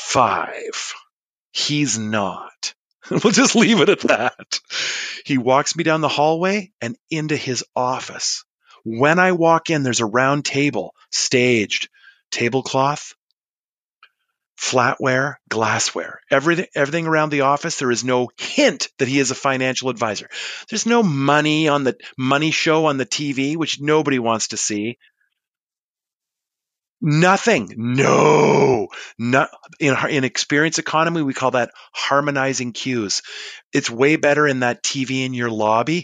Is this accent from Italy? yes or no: no; Canada; yeah, I am